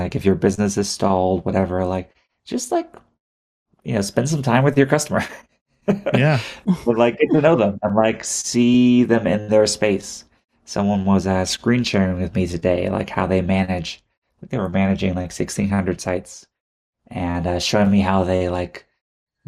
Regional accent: Houston, Texas, United States; I was born and raised in Houston, Texas

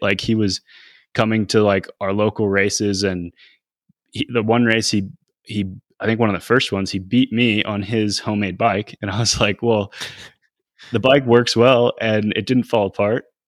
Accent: Northeast, United States; growing up in the Northeast

